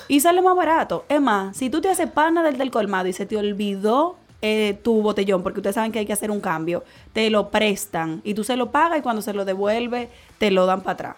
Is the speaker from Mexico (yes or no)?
no; Dominican Republic; como dominicanos y como caribeños y como latinos